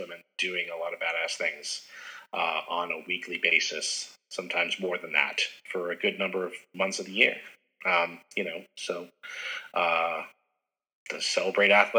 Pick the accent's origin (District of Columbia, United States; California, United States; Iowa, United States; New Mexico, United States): New Mexico, United States; also born or lived in Houston, Texas; now in Maine, United States; I grew up in New Mexico